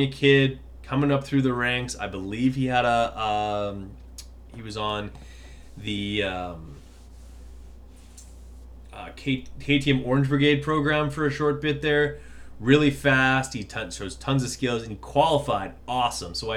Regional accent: Canada; I'm Canadian

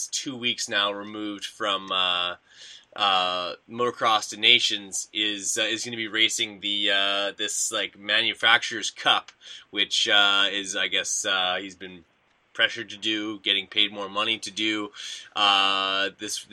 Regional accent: Canada; I'm Canadian

